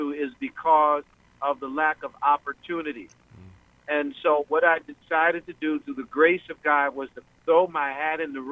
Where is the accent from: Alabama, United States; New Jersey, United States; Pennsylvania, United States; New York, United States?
New Jersey, United States; Atlantic County; I'm from the Atlantic County